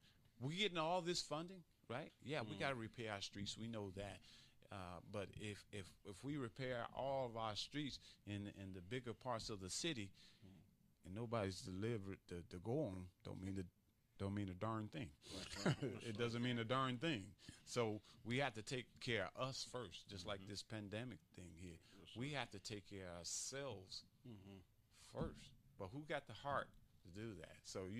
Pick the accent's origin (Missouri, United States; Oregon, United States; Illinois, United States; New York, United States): Illinois, United States; Chicago; because I came from Chicago, and I was in the mix of the crime and didn't really realize it.